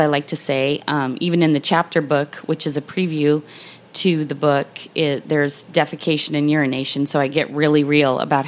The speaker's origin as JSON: {"language": "English", "region": "Montana", "country": "United States", "moved": "yes", "lives_now": "Jacksonville, United States", "said": "I hail from Montana"}